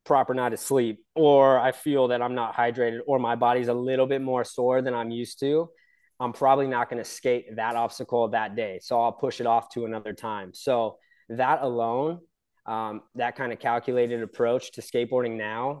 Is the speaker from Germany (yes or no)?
no; San Clemente, California, United States; I was born and raised in San Clemente, California, Southern OC